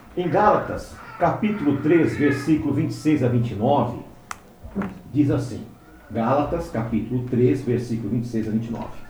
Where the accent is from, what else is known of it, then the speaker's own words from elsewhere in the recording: Brazil; nós brasileiros, aqueles que têm ascendência, como no meu caso, né, de judeus, nós estamos há 500 anos